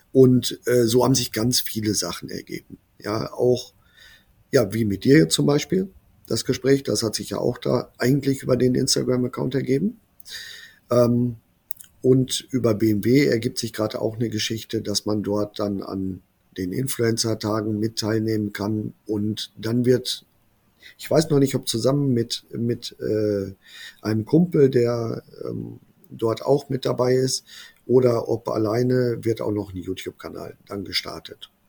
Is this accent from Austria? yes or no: no; Brilon, North Rhine-Westphalia, Germany; ich habe dann aber gewechselt in meine Heimatstadt, hier nach Brilon. Und ähm, ja, es ist ein kleiner Ort